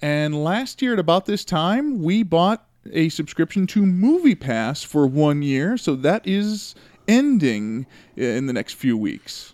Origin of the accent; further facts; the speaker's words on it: Chicago, Illinois, United States; I grew up in Chicago listening to the radio